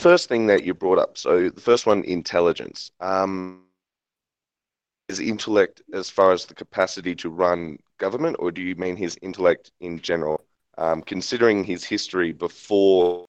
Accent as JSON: {"language": "English", "town": "Perth", "region": "Western Australia", "country": "Australia", "said": "I'm from Perth, Western"}